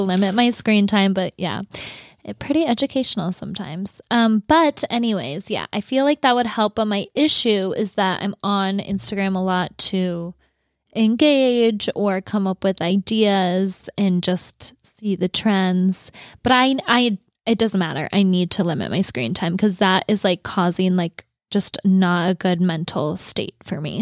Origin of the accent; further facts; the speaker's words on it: North Dakota, United States; moved away; I grew up in North Dakota